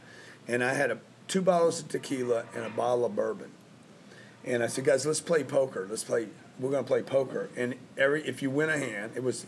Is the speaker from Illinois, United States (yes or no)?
no; Louisiana, United States; moved away as an adult; also born or lived in Lake Charles, Louisiana / Houston, Texas / La Jolla, California / Los Angeles, California; I'm from Louisiana.